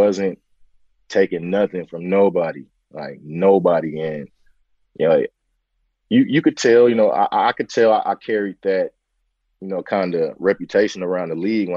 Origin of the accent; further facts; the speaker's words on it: San Francisco, California, United States; born and raised in Bayview, Hunters Point, you know, in the heart of, you know, the Bayview district in San Francisco